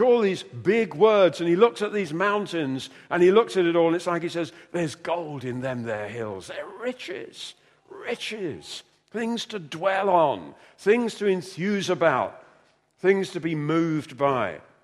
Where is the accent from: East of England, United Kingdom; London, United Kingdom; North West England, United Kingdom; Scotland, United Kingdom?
London, United Kingdom; moved away as an adult; also born or lived in North Wales; I came from London, narrow streets